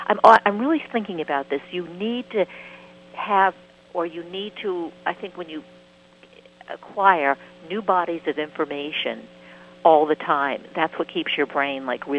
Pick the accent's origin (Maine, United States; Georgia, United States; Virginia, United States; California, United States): Maine, United States; I'm from Maine.